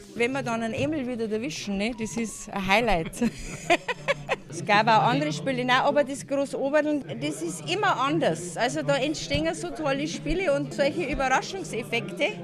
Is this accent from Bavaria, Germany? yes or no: yes; Wülting, Bavaria, Germany; moved away as an adult; now in Waffenbrunn, Germany; ich komme aus Wülting und bei mir daheim ist es so das Familienspiel